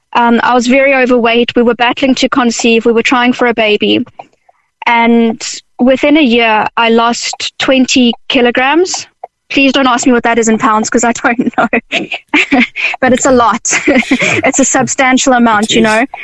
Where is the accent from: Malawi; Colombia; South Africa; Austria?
South Africa; now in Ireland; I'm initially from South Africa